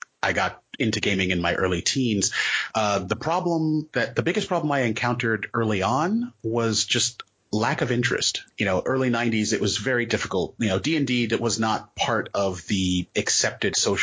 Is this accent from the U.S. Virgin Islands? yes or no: yes; U.S. Virgin Islands; moved away as an adult; also born or lived in Maryland, United States; now in New England, United States; I am originally from the United States, Virgin Islands. Okay, I was born on St. Thomas. And so, yeah, when I moved there, I was born there, lived in Maryland for like 10 years, moved back for my teenage years, and then came up to New England for college.